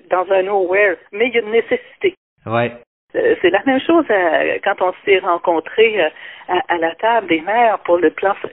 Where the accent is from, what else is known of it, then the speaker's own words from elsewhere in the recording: Quebec City, Quebec, Canada; moved away as an adult; now in La Pocatière, Canada; moi je suis une fille de Québec.